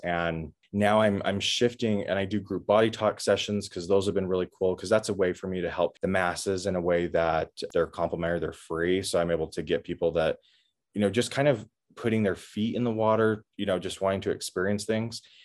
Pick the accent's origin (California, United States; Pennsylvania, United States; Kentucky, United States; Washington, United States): Washington, United States; I grew up in Washington State